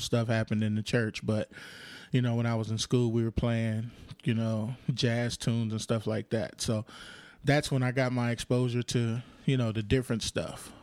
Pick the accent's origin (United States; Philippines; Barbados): United States; Compton, California; also born or lived in Lynwood, California / South Central Los Angeles; I was born in Linwood and then raised in Compton